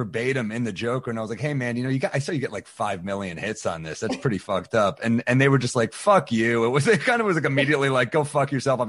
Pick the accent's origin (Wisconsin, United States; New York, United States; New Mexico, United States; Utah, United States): New York, United States; New York City; I'm from New York City